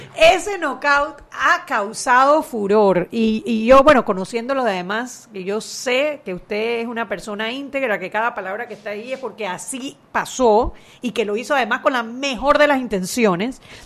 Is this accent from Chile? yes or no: no; Panama City, Panama; moved away as an adult; also born or lived in Chiriquí; Yo nací en Panamá, me crié en Panamá, estudié la universidad en Panamá